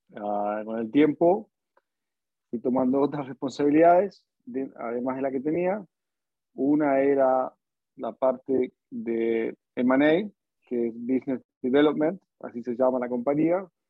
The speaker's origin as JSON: {"language": "Spanish", "country": "Argentina", "also_born_or_lived": "United States", "moved": "as an adult", "lives_now": "Singapore", "said": "yo en el año 2007 eh, salí de Argentina para hacer un máster en Estados Unidos"}